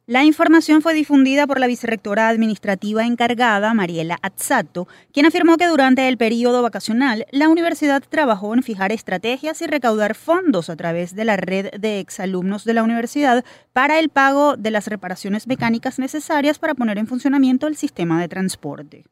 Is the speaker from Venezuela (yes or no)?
yes; Venezuela